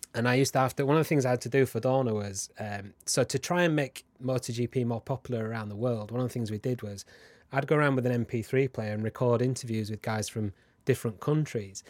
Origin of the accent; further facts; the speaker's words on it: Huddersfield, Yorkshire and the Humber, United Kingdom; I'm from Huddersfield, which is where James Whittam is from